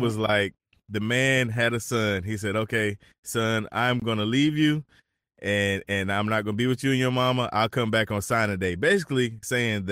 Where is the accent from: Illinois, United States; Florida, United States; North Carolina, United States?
North Carolina, United States; now in South Carolina, United States; I'm originally from North Carolina.